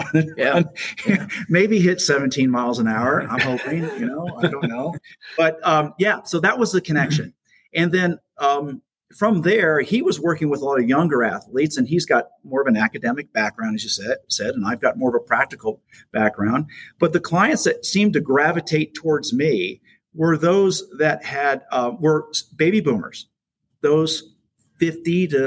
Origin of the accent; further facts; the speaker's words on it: South Florida, United States; moved away as an adult; also born or lived in Los Angeles, California; now in Jupiter, United States; I moved up to Jupiter from South Florida because it was getting so crazy where I grew up